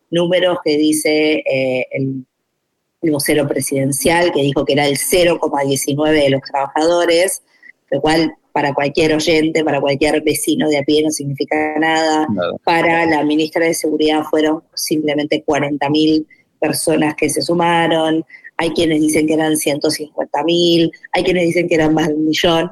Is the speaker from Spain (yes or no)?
no; Argentina